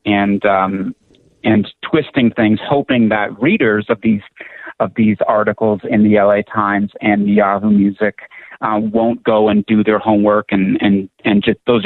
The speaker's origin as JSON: {"language": "English", "town": "Toronto", "region": "Ontario", "country": "Canada", "tie": "born or raised there", "moved": "yes", "lives_now": "United States", "said": "I was born in Toronto"}